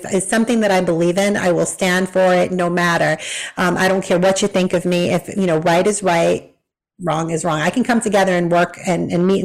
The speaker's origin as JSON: {"language": "English", "region": "Massachusetts", "country": "United States", "tie": "born or raised there", "moved": "as an adult", "lives_now": "Tennessee, United States", "said": "I grew up in Massachusetts"}